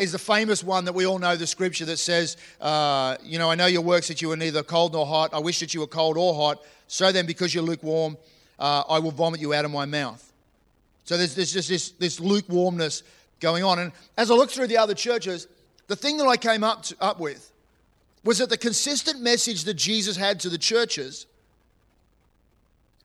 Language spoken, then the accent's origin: English; New South Wales, Australia; now in Queensland, Australia; I was born in New South Wales. And I was born in New South Wales, but my heart is in Queensland.